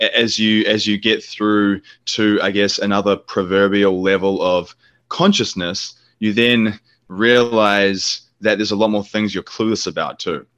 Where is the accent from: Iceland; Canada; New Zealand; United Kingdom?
New Zealand; moved away; New Zealand, which is my home country